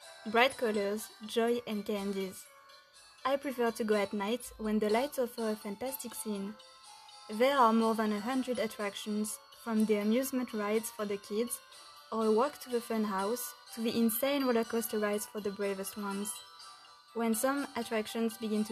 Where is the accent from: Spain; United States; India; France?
France; Angers, Pays de la Loire; English is a second language; moved away as an adult; now in Romania; I come from Angers, a city in the west of France